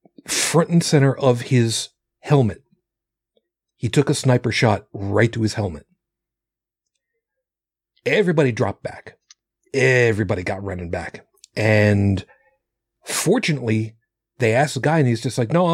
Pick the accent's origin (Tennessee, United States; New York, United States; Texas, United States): New York, United States; Long Island; Where I grew up in Long Island